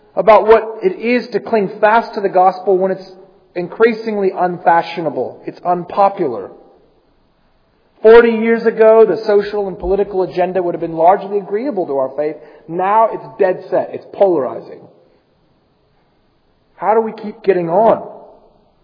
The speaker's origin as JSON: {"language": "English", "country": "United States", "moved": "as an adult", "said": "I come from the United States, and one of the most shocking things for me and Amy moving here from America"}